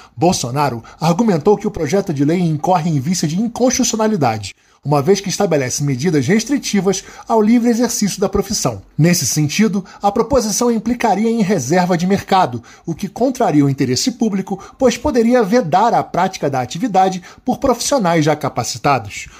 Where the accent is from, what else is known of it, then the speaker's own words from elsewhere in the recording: northern region of the state of Pará, Brazil; Eu que sou da região norte do estado do Pará